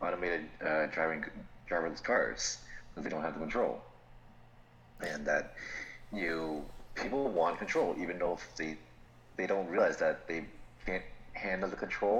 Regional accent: Florida, United States; we're from Florida

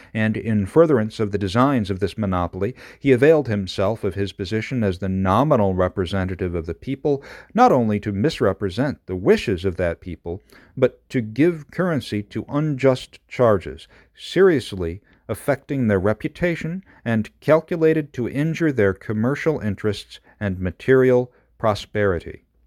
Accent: Madison County, New York, United States; I grew up in Madison County. This is from Chittenango

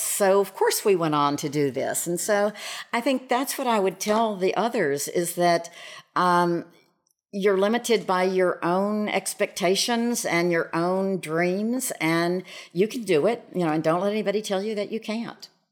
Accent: Shreveport, Louisiana, United States; moved away as an adult; I was very fortunate in going to Southfield School, and Southfield was right behind our house

